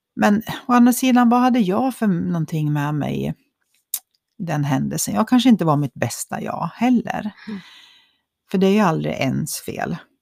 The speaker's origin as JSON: {"language": "Swedish", "region": "Dalarna County", "country": "Sweden", "said": "Vi är ju från Dalarna"}